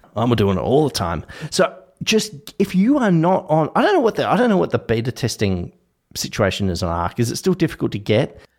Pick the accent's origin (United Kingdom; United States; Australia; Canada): Australia; I, as an Australian